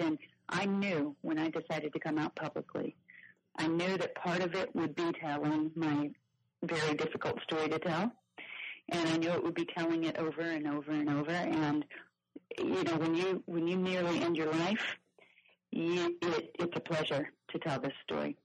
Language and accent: English; Kansas City, Missouri, United States; moved away as an adult; also born or lived in Nashville; I lived in Nashville for 20 years, but I was born and raised in Kansas City